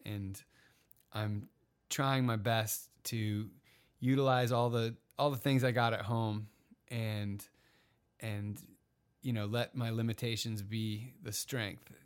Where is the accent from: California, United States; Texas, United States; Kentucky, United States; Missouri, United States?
California, United States; Encinitas; My hometown of Encinitas, Cardiff